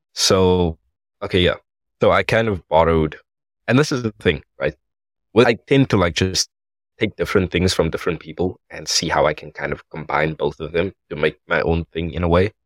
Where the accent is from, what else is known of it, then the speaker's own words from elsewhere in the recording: South Africa; I am from South Africa